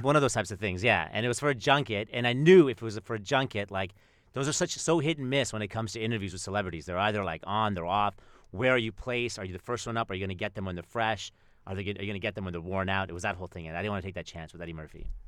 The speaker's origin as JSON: {"language": "English", "country": "Canada", "said": "I'm Canadian, and, like, I, I would spend time in Winnipeg"}